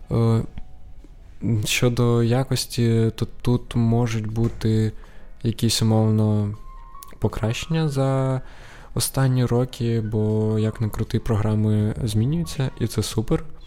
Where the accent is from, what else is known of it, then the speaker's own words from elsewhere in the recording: Sumy, Sumy Oblast, Ukraine; я із Сум